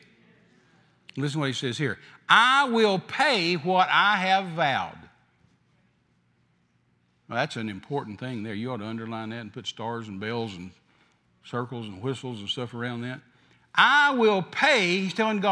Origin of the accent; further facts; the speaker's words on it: the South, United States; I'm from the South